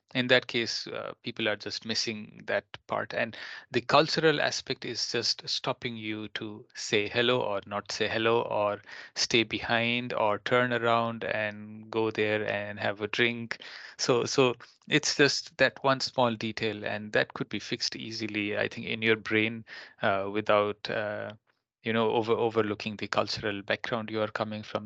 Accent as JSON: {"language": "English", "country": "Nepal", "moved": "yes", "lives_now": "Finland", "said": "my home country in Nepal"}